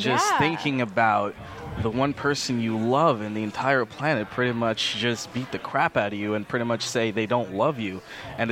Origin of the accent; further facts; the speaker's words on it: Canada; also born or lived in Jamaica; We're all from Canada